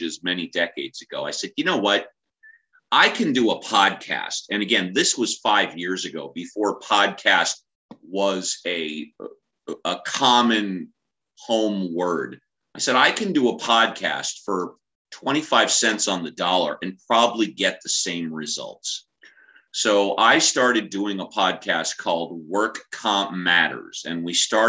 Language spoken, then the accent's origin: English; Southern California, United States; I'm born and raised in Southern California